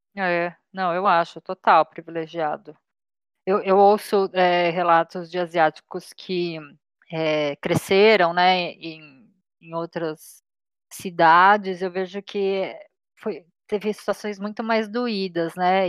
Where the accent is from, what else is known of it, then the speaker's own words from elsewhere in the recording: Brazil; eu nasci no Brasil e sou descendente de sul-coreanos